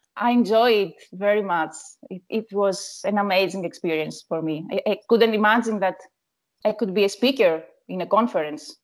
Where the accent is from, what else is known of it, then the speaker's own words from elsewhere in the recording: Athens, Attica, Greece; Yes, I'm from Athens